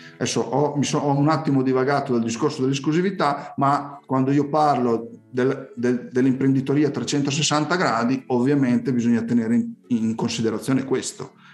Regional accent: Emilia-Romagna, Italy; io sono emiliano

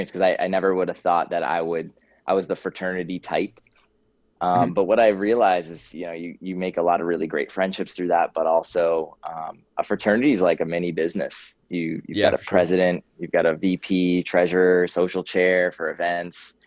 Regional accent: Boston, Massachusetts, United States; We grew up in Boston, Massachusetts

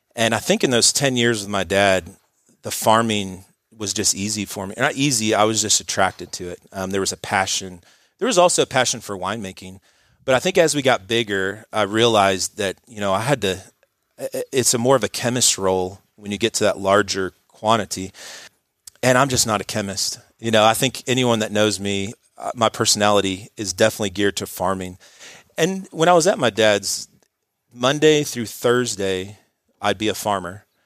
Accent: Dallas, Texas, United States; also born or lived in New Hampshire / Wisconsin; I grew up in Dallas, um, Richardson area, um, Straight City Kid

